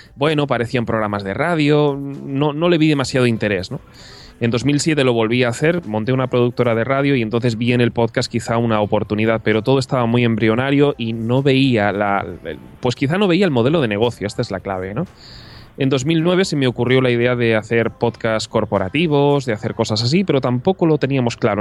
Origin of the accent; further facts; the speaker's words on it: Córdoba, Andalusia, Spain; also born or lived in Castellón; now in Barcelona, Spain; Nací en Castellón y pasé gran parte de la infancia en Córdoba